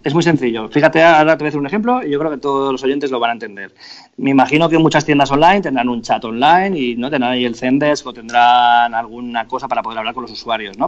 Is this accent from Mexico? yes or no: no; Spain; todos los españoles tenemos una empresa eléctrica en casa